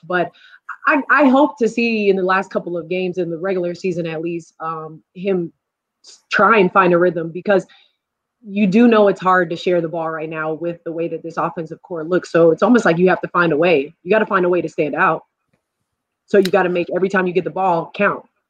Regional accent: Long Island, New York, United States; also born or lived in Carolina; now in Buffalo, United States; I'm originally from New York, so, um, you know, it's Long Island

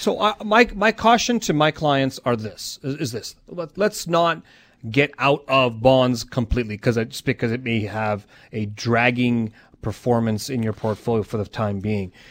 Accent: Calgary, Alberta, Canada; I said, "Calgary."

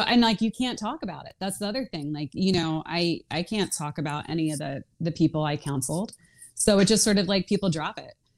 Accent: outside of Philadelphia, Pennsylvania, United States; I grew up outside of Philadelphia

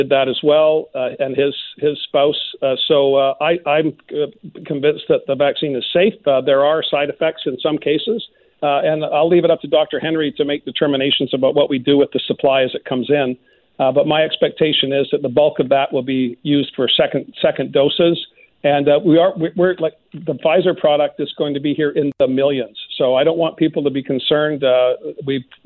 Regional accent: Vancouver Island, British Columbia, Canada; also born or lived in Australia; I grew up on Vancouver Island

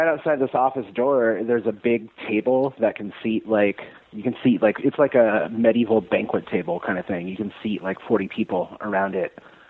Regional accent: Monterey Bay, California, United States; also born or lived in Reno, Nevada / Castroville, California / Prunedale, California; now in Atlanta, United States; I'm from the Monterey Bay in California, right in between Santa Cruz and Monterey. I'm from a little town. I actually didn't live in the town, but I lived right in between these two little towns called Castroville and Prunedale.

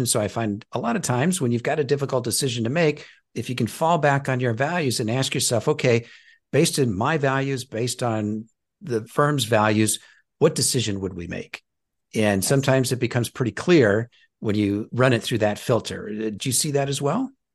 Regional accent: Nebraska, United States; I'm from Nebraska

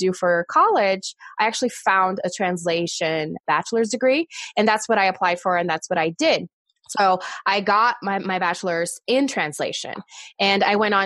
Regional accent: Brazil; English is a second language; moved away; I am originally from Brazil

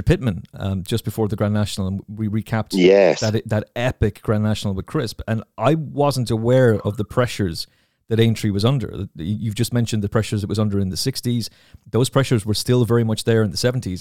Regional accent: Kilkenny, Leinster, Ireland; I'm from Kilkenny

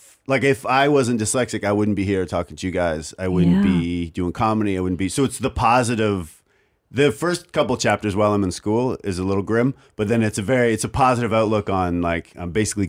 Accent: Oshawa, Ontario, Canada; I'm from a really small, I'm basically from Windsor, only on the other side.

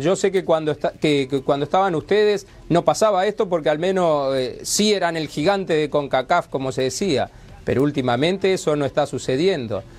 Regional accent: Uruguay; yo soy de Uruguay

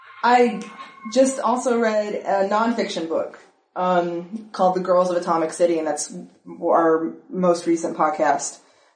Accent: Dallas, Georgia, United States; You can't escape it growing up in the South.

